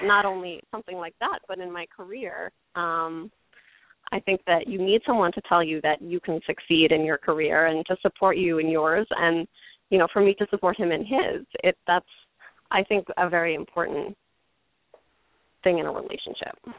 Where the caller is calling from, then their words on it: New York, United States; I'm calling from Manhattan